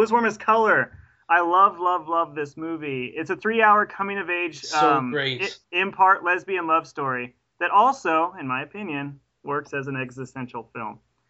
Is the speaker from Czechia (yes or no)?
no; United States; that American